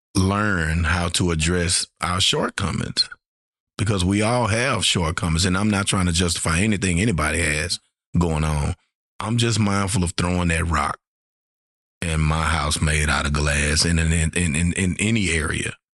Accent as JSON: {"language": "English", "town": "Shreveport", "region": "Louisiana", "country": "United States", "said": "I'm from Shreveport, Louisiana"}